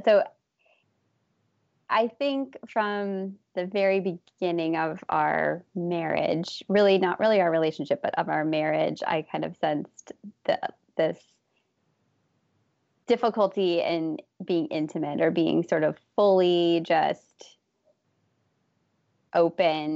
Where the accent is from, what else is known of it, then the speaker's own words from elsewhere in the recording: Minneapolis, Minnesota, United States; I grew up in Minnesota.